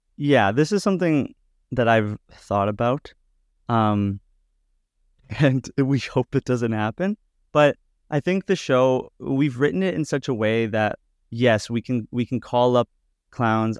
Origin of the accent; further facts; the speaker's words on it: Edmonton, Alberta, Canada; now in Toronto, Canada; I grew up in Edmonton